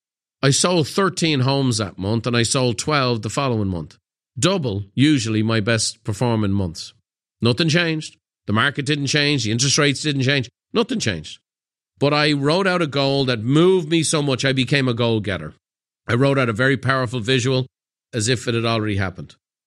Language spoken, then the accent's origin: English; Dublin, Leinster, Ireland; It's September 24th and I'm sitting in the kitchen of the home I grew up in Dublin.